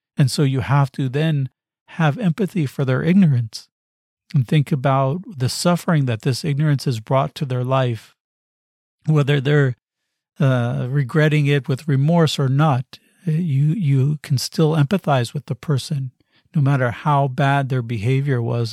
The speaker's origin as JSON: {"language": "English", "country": "United States", "said": "I come from the United States"}